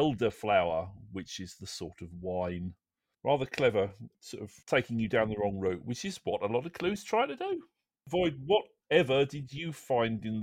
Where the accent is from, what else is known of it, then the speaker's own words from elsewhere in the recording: London, United Kingdom; born there; Well, I'm a Londoner by birth, no. but I didn't live there very long.